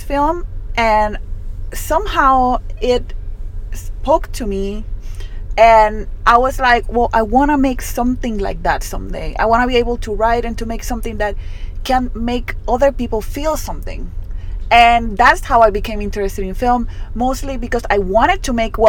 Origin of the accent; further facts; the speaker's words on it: Utuado, Puerto Rico; first language Spanish; English is a second language; I'm from Utuado, which is a town in the mountainside of Puerto Rico